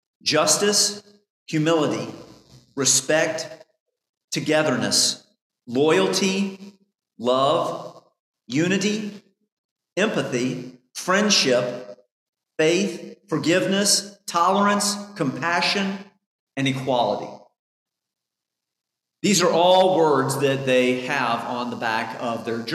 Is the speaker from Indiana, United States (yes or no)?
yes; Indiana, United States; I grew up in Indiana for most of my adult life